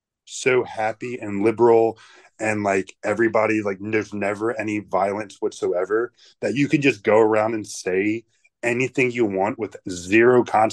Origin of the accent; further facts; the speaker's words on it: Baltimore, Maryland, United States; I'm from Baltimore.